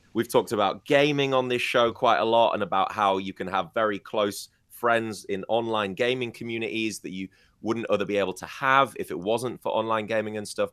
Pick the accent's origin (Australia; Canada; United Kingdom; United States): United Kingdom; moved away; my hometown in the U K